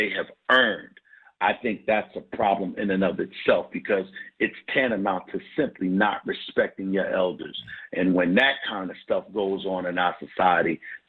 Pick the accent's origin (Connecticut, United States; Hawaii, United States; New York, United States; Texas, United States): New York, United States; now in Philadelphia, United States; But then I came from New York to Philly.